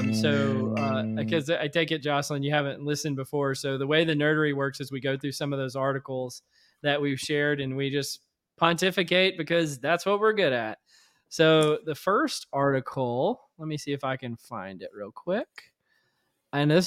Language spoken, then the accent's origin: English; Louisiana, United States; I grew up in Louisiana